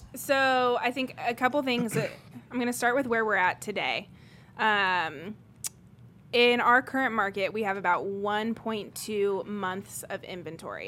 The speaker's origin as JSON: {"language": "English", "town": "Greenwood", "region": "Indiana", "country": "United States", "tie": "born or raised there", "also_born_or_lived": "England", "said": "apart from a short stint of where I grew up in England, I have mostly been in Greenwood my whole life since I was seven. Um, went to Center Grove schools"}